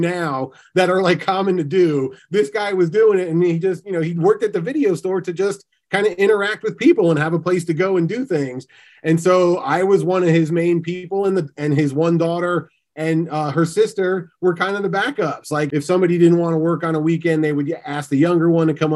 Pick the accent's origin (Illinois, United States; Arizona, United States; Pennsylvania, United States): Pennsylvania, United States; where I grew up in Pennsylvania